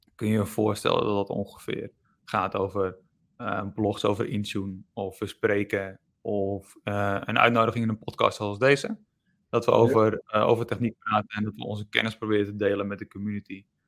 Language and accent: Dutch; Enkhuizen, North Holland, Netherlands; ik kom uit Enkhuizen